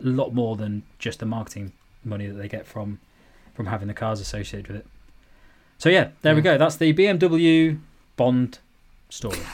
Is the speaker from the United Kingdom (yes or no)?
yes; United Kingdom; as a young man growing up in Britain